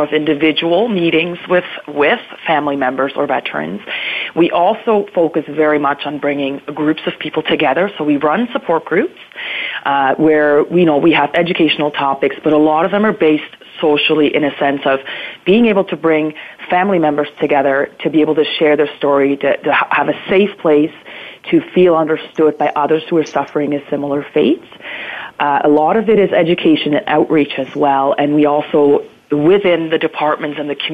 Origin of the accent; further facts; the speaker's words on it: near Bern, Switzerland; moved away as an adult; now in Ontario, Canada; I was born and raised in Switzerland in a very small town just outside of the capital of Bern.